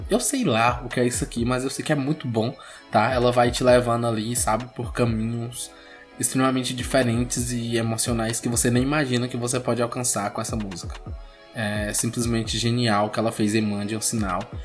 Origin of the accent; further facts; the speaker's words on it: Bahia, Brazil; a Bahia, né, o meu estado natal